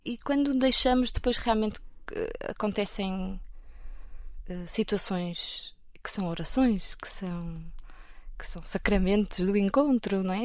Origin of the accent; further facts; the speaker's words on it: Porto, Norte, Portugal; eu sou do Porto, nasci no Porto, vivo no Porto